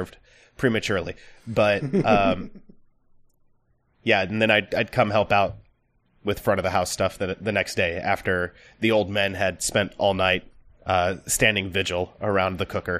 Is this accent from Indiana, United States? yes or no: yes; southern Indiana, United States; moved away as an adult; my hometown in southern Indiana